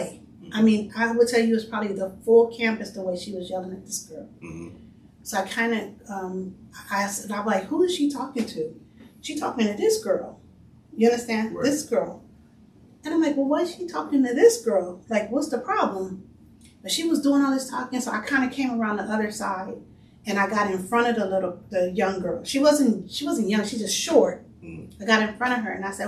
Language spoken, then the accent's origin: English; Los Angeles, California, United States; I grew up on 95th Street between Hoover and Figueroa. So South LA, but mostly close to Watts